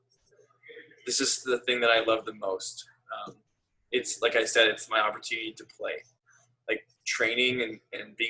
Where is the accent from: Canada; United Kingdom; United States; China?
Canada; I'm from Canada